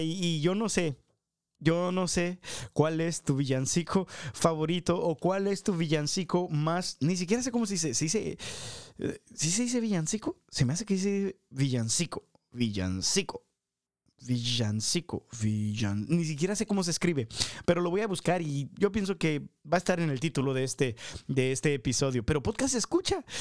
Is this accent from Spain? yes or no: no; Manuel López Cotilla, Jalisco, Mexico; moved away; en mi pueblo allá, Manuel López Cotilla